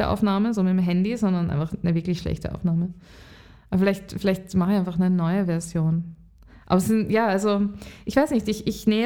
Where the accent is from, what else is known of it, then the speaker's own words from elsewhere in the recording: Lower Austria, Austria; now in Vienna, Austria; Und aufgewachsen bin ich in Niederösterreich und jetzt bin ich schon sehr lange in Wien.